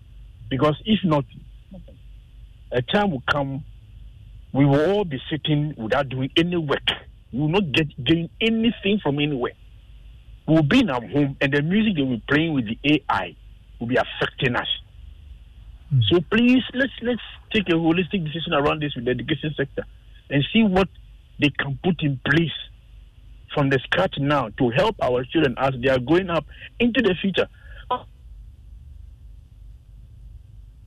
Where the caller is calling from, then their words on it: Sakumono, Greater Accra, Ghana; I'm calling from Sakumano.